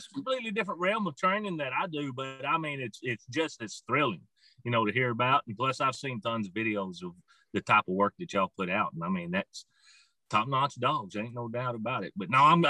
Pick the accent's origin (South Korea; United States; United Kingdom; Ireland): United States; Arkansas; I'm from Surf City, Arkansas, or that's where I live right now, but been here for almost 45 years. That tells you how old I am. I'm 53 years old